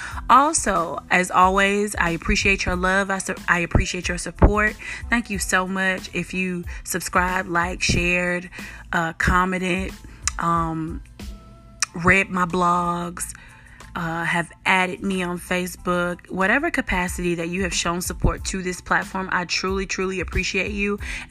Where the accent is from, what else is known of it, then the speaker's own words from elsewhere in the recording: Chicago, Illinois, United States; accent: Memphis twang; I'm a little country, even though I'm from Chicago, but definitely got some Memphis twang.